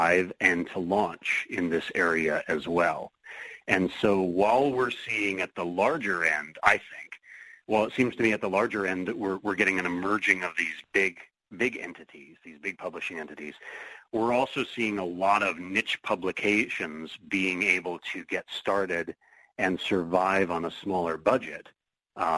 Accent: Seattle, Washington, United States; Seattle Mystery Bookshop, my hometown mystery hub

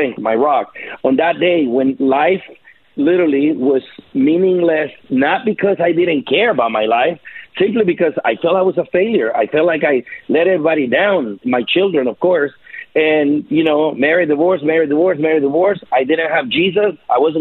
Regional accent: El Salvador; now in United States; I'm from El Salvador

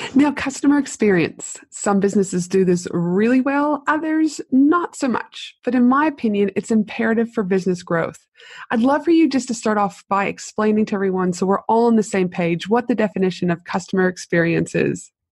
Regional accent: Canada; also born or lived in United States / Tasmania; now in Brisbane, Australia; I'm from Canada

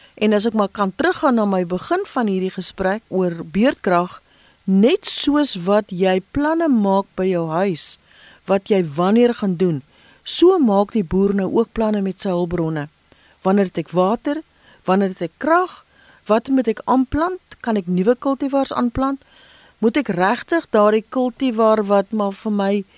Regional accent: South Africa; ons as Afrikaners

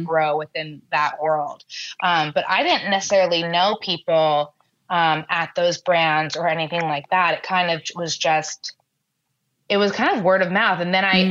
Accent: New York, United States; I'm born and raised in New York

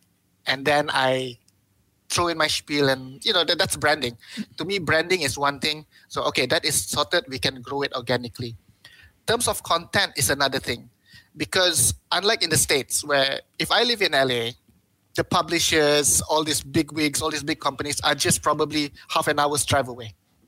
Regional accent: Malaysia; But I also have to think more than just being a Malaysian content producer, because I'm a website.

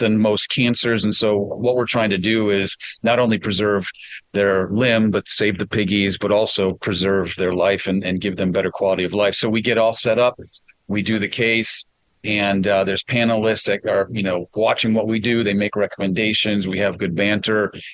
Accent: Wisconsin, United States; I'm from Wisconsin.

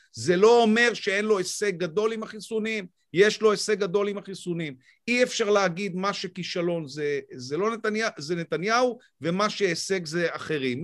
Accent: Israel; אני קודם כל ישראלי

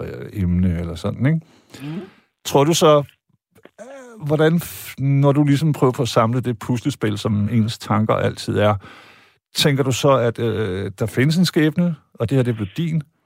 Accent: Vejle, Southern Denmark, Denmark; jeg er født og opvokset i Vejle

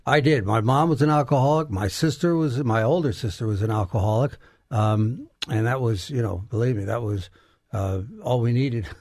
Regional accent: Garden City, New York, United States; now in Texas, United States; New York, Garden City, New York, on Long Island

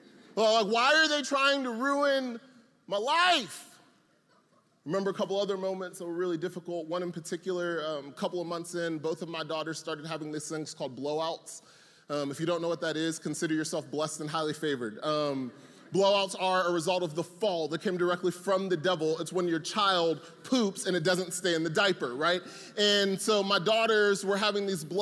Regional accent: Atlanta, Georgia, United States; I'm from Atlanta

